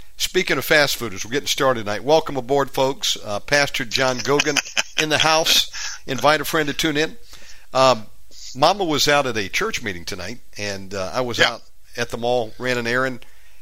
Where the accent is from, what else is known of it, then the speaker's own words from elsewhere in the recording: Georgia, United States; you're talking to a Southern boy. You know, I was born and raised in Georgia